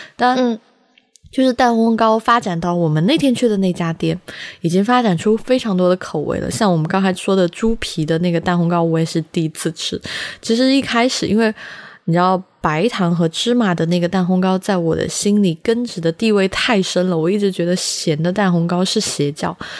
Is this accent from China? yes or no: yes; Sichuan, China; now in Beijing, China; 我自己在四川长大